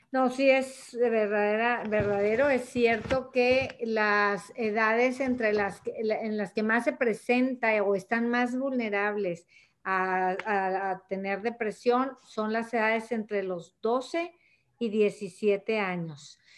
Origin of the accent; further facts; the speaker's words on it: Monterrey, Nuevo León, Mexico; born there; desde Monterrey, Nuevo León, México, eh, donde yo nací, donde yo resido y trabajo